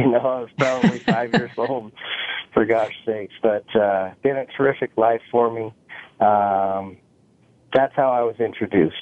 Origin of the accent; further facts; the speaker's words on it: Skyway, Washington, United States; also born or lived in Utah / Renton, Washington; I wasn't raised in Utah, but I was born there. And I was raised in Washington, in a little town called Skyway.